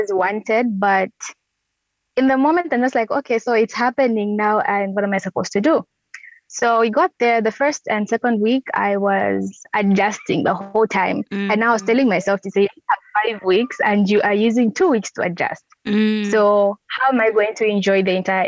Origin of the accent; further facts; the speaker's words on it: Lusaka, Lusaka Province, Zambia; when I came back home, I started having therapy sessions. That's in Lusaka